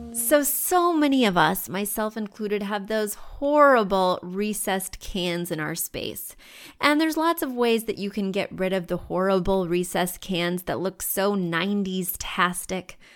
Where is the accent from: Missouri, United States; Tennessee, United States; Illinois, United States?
Missouri, United States; now in New York City, United States; Missouri, I'll just use my home state. When you go to Missouri, All the homes are low in the places I grew up